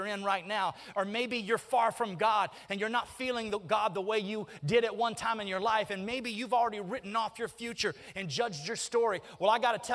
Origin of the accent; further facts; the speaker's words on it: Birmingham, Alabama, United States; I grew up in Birmingham